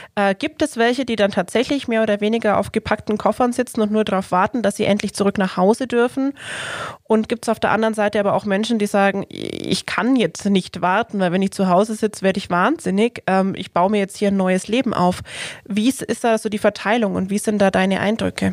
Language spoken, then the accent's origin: German; Germany; als Deutsche